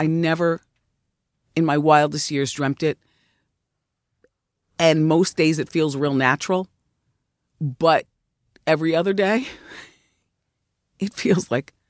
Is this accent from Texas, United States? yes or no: no; New Jersey, United States; when I was growing up, I grew up in Jersey, but the New York part of Jersey.